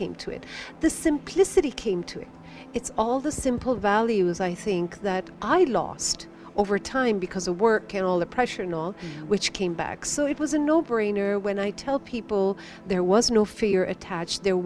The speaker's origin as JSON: {"language": "English", "country": "India", "said": "Being an Indian"}